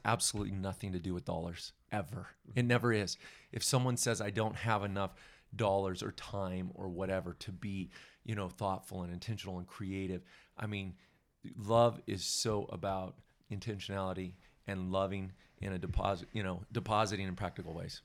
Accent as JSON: {"language": "English", "region": "Southern California", "country": "United States", "tie": "born or raised there", "moved": "yes", "lives_now": "Bend, Oregon, United States", "said": "Janice and I both grew up in Southern California"}